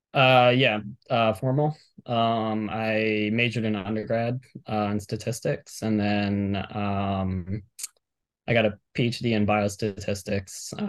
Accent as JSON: {"language": "English", "town": "Miami", "region": "Florida", "country": "United States", "tie": "born or raised there", "said": "I'm from Miami, born and raised"}